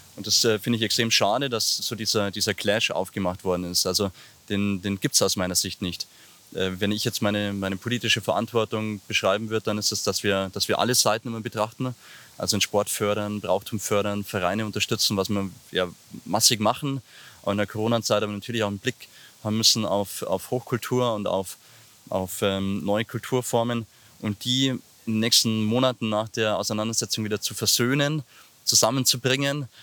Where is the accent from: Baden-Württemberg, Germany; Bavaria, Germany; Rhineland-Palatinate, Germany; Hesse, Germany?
Bavaria, Germany; Ingolstadt; ich komme aus Gerolfing, bin gebürtiger Ingolstädter, in der Maulklinik geboren und eben in Gerolfing äh, in den Kindergarten gegangen, in die Schule gegangen